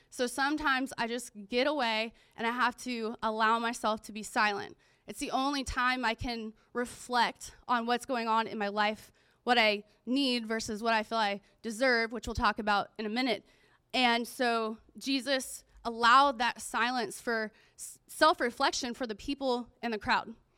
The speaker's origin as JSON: {"language": "English", "town": "Pensacola", "region": "Florida", "country": "United States", "tie": "born or raised there", "said": "I grew up in Pensacola, Florida"}